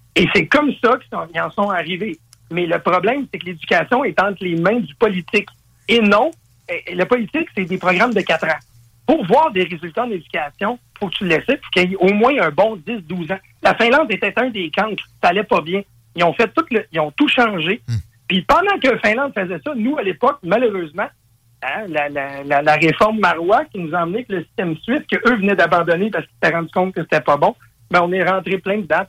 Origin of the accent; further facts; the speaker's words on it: Quebec, Canada; je suis un Québécois, on veut pas, un francophone